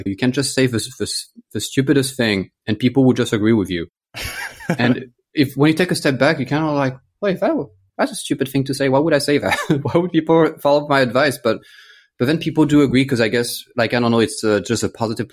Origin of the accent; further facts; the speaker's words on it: France; English is a second language; moved away as an adult; also born or lived in United States / United Kingdom / Australia / Botswana; I grew up in France. My family's French. So I'm French-American